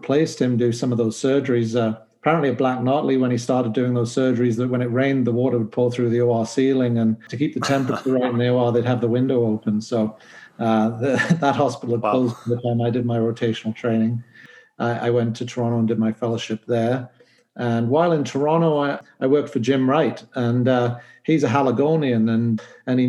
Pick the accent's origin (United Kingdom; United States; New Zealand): United Kingdom; Newcastle upon Tyne, North East England; moved away as an adult; also born or lived in Liverpool / Norwich; now in Halifax, Canada; I'm originally from the UK. I was born in Newcastle upon Tyne. In fact, I could see St. James's Park from my bedroom window